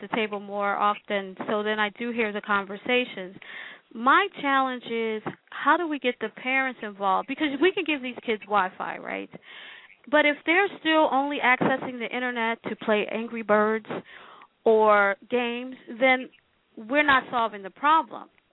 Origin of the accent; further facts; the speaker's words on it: Philadelphia, Pennsylvania, United States; But I was born in Philadelphia, I'm West Philly, born and raised